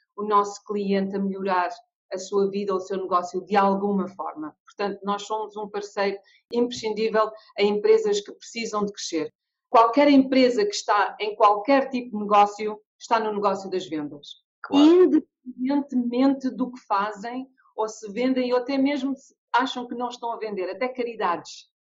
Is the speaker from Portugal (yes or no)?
yes; Portugal; moved away as an adult; also born or lived in Angola / London, United Kingdom; eu sou portuguesa, angolana, eh, vivi em Portugal até aos meus 18 eh, anos e passei 25 anos em Londres